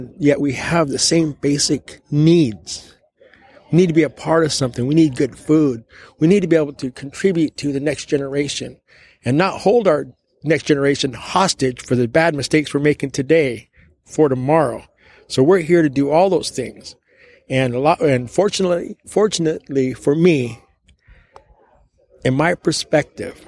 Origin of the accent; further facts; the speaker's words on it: Klamath River, California, United States; I am from the Klamath River